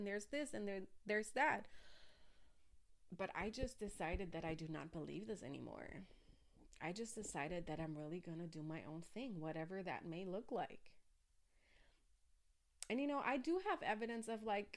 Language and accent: English; Germany; I grew up in Germany